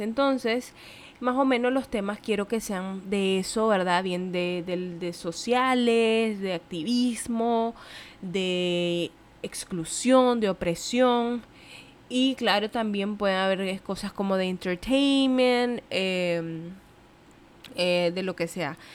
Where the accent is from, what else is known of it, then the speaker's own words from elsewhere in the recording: Nicaragua; moved away as an adult; now in Puerto Rico; soy de Nicaragua, pero no vivo en Nicaragua, vivo en Puerto Rico